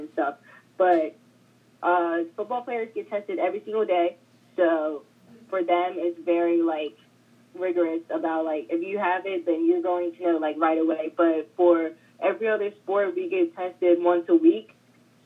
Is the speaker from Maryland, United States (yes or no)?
yes; Calvert County, Maryland, United States; also born or lived in Prince George's County, Maryland; growing up in Calvert County